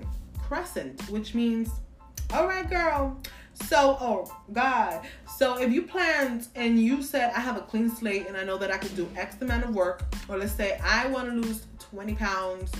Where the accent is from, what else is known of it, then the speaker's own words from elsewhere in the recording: New York, United States; I'm from New York